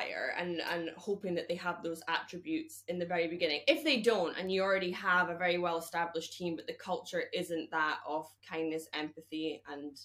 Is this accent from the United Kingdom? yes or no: yes; Scotland, United Kingdom; as a Scottish woman